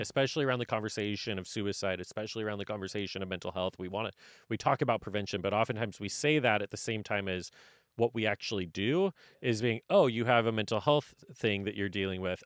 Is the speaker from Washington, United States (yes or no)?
yes; North Central Washington, United States; moved away; I'm from North Central Washington. My family, if I had jumped in, I would have been the fifth generation to run family farming